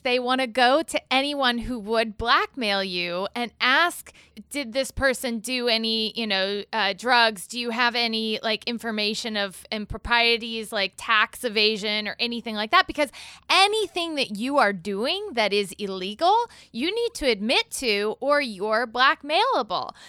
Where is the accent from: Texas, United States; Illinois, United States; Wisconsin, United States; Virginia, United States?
Illinois, United States; Galesburg; I was raised in Galesburg, Illinois